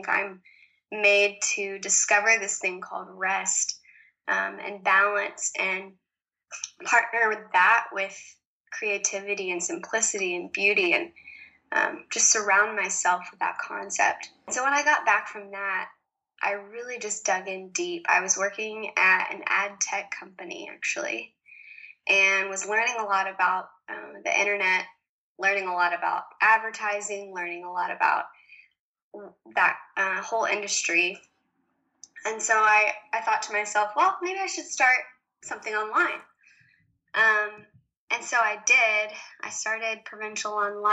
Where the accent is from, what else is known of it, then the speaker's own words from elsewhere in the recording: the South, United States; moved away as an adult; also born or lived in New York City / Paris; I was born and raised in the South, surrounded by lots of country music and lovely, lovely people